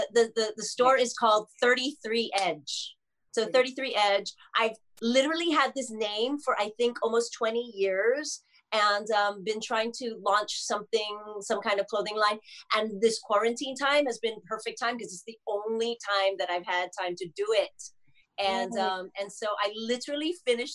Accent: Hawaii, United States; my life growing up in Hawaii and running in a pageant

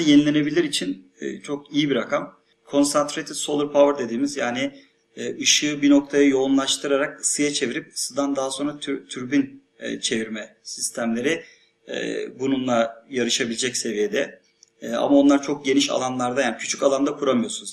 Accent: Thrace, Turkey; benim memleketim olan Trakya

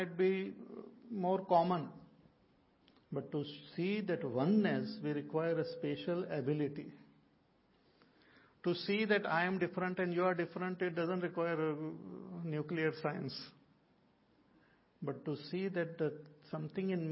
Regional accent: India; all of us are Indian.

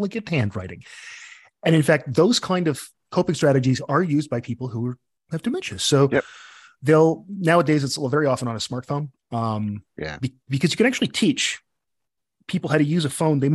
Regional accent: Ontario, Canada; moved away as an adult; also born or lived in Newfoundland; now in Northern Ontario, Canada; I'm actually from Central Canada

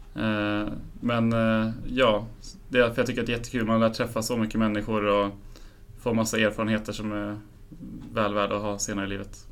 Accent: Enköping, Uppsala County, Sweden; moved away as an adult; now in Uppsala, Sweden; jag flyttade hit för ett par år sedan men kommer från Enköping från början

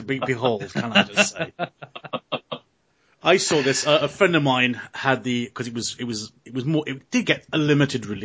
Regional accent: Australia; as an Australian

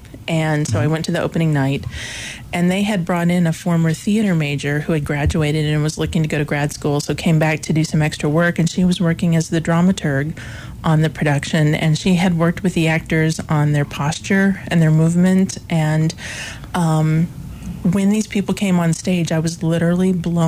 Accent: Erie, Illinois, United States; moved away as an adult; now in Williamsburg, United States; I grew up in a very small town called Erie, Illinois

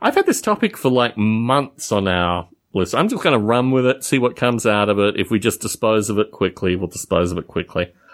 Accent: Adelaide, South Australia, Australia; moved away; growing up in Australia

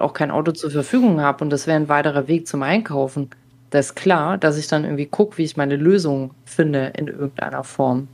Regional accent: Baden-Württemberg, Germany; ich bin auch so in Baden-Württemberg groß geworden

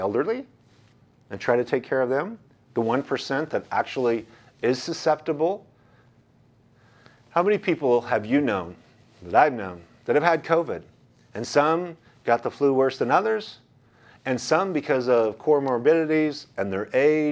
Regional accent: United States; as an American, as a Christian, as an American, as a patriot

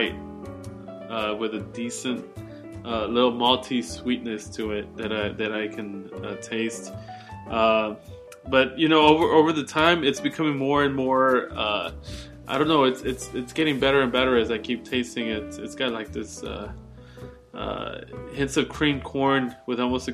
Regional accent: Houston, Texas, United States; I'm from Houston

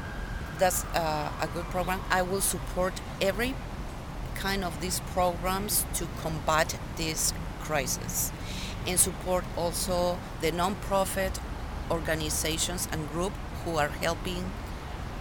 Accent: Lima, Peru; In Lima, Peru.

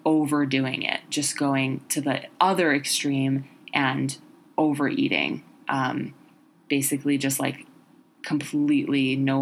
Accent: New York City, New York, United States; growing up in New York City

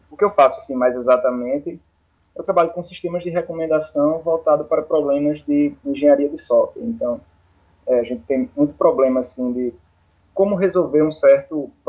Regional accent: Paraíba, Brazil; accent: nordestino; mais um sotaque nordestino pro podcast.

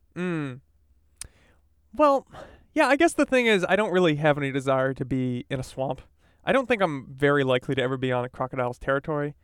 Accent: East Coast, United States; now in California, United States; I grew up on the East Coast

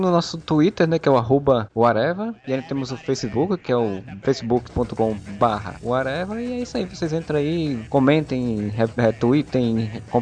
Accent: Campina Grande, Paraíba, Brazil; o Marcelo me fez lembrar de quando eu era criança e morava em Campina Grande

